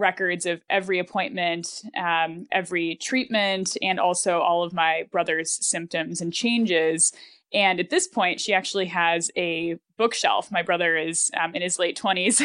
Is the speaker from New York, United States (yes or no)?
yes; Buffalo, New York, United States; I grew up in Buffalo